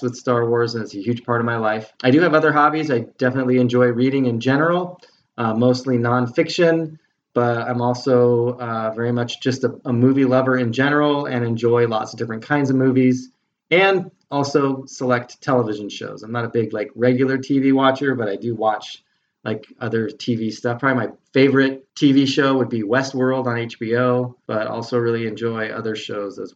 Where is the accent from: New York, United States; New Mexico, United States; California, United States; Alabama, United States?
California, United States; Southern; moved away as an adult; also born or lived in Las Vegas; now in Grand Rapids, United States; I was born and raised in Southern California